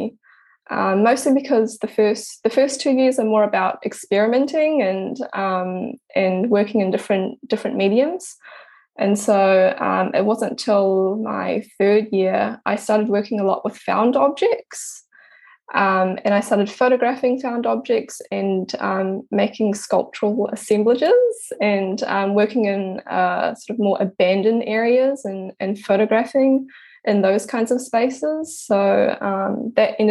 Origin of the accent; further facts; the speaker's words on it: Pukekohe, Auckland, New Zealand; I was born in Auckland and I was raised in Pukekohe, which is south of Auckland.